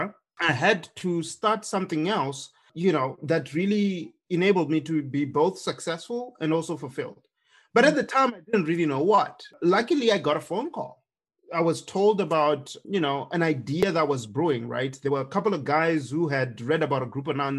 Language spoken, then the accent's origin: English; Zimbabwe; moved away as an adult; now in United States; when I was growing up in Zimbabwe